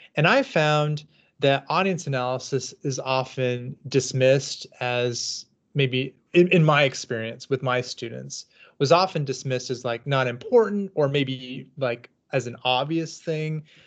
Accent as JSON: {"language": "English", "region": "Southern California", "country": "United States", "also_born_or_lived": "Washington", "moved": "as an adult", "lives_now": "Kansas City, United States", "said": "I'm from Southern California"}